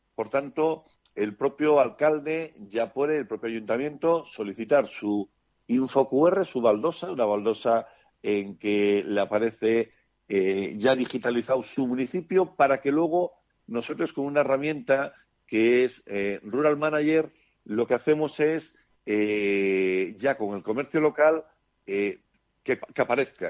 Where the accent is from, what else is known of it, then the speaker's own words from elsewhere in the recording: Barcelona, Catalonia, Spain; moved away as an adult; also born or lived in Switzerland / Madrid / Panama / Norway; now in Castiñeiro, Spain; Yo nací en Suiza y hasta los cuatro años estuve allí, luego Barcelona